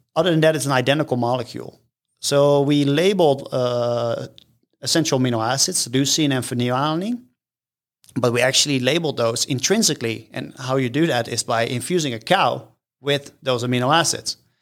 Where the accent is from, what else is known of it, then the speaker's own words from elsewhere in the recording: Rotterdam, South Holland, Netherlands; moved away as an adult; now in United States; I am from the Netherlands. Yes, born and raised.